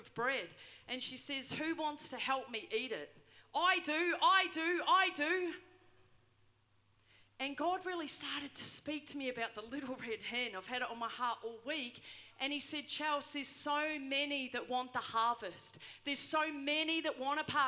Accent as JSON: {"language": "English", "country": "New Zealand", "tie": "born or raised there", "moved": "yes", "said": "I grew up in New Zealand"}